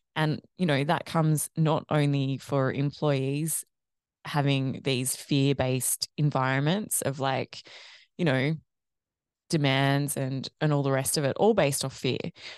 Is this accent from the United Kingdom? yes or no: no; Australia; also born or lived in Ireland; growing up in Australia